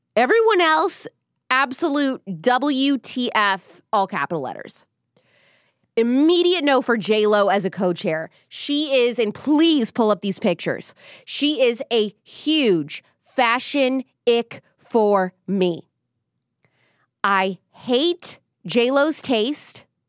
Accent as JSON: {"language": "English", "region": "Midwest", "country": "United States", "moved": "yes", "said": "I'm from the Midwest too"}